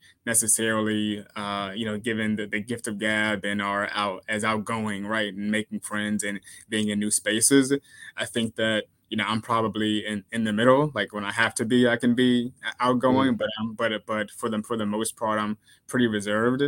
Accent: Dinwiddie, Virginia, United States; moved away as an adult; also born or lived in Washington, D.C.; now in New York, United States; I'm from Dinwiddie. It's, you know, it's rural

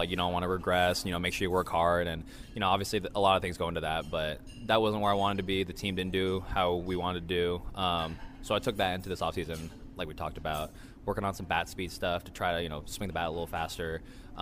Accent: Bay Area, California, United States; I grew up in the Bay Area.

